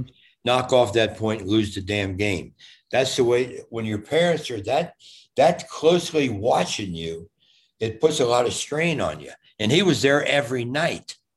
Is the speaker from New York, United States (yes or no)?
no; Cincinnati, Ohio, United States; moved away; also born or lived in Fort Lauderdale, Florida; i'm from cincinnati ohio